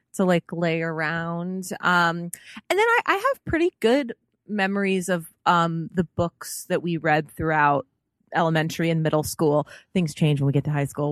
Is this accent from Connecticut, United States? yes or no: no; Chicago, Illinois, United States; I am from Chicago.